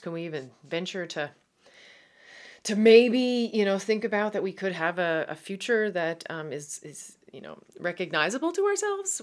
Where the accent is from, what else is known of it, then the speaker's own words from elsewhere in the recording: Newfoundland and Labrador, Canada; accent: Irish twang; Canadian; moved away as an adult; now in Netherlands; Uh, yes, I am from Newfoundland